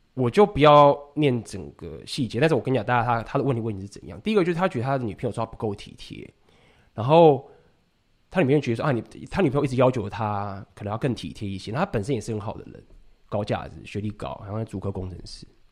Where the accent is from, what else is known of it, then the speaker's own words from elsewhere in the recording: Taiwan; 我们台湾人